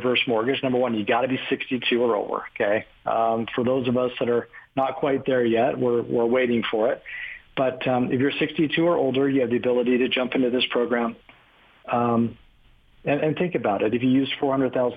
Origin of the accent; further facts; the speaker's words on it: California, United States; I grew up in California, with Gordon